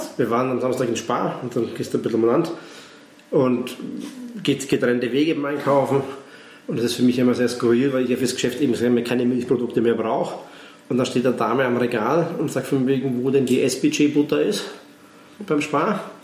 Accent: Neumarkt in der Oberpfalz, Bavaria, Germany; now in Graz, Austria; aus meiner Heimat, aus Neumarkt, also Nähe Nürnberg

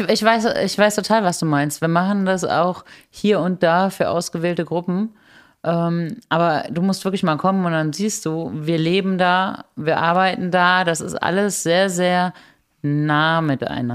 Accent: Germany

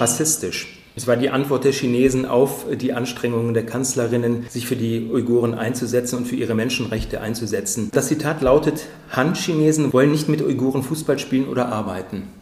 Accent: Germany; als Deutsche

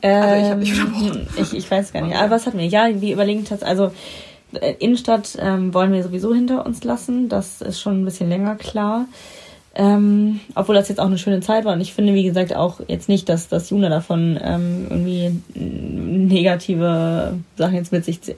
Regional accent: Baltic Sea coast, Germany; moved away; ich war drei, als wir dann an die Ostsee gezogen sind und ähm, da bin ich ja sozusagen, da habe ich ja meine Kindheit und da bin ich aufgewachsen

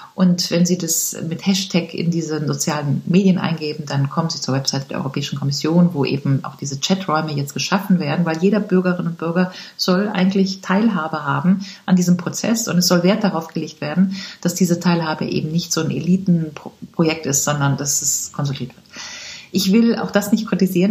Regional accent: Rhineland, Germany; ich komme aus dem Rheinland

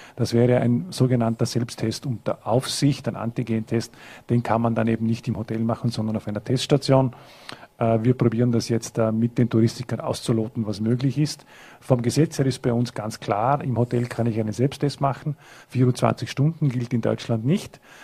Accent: Vorarlberg, Austria; in Hard, in Lustenau, in Bregenz, in Dornbirn, in meiner Heimatgemeinde

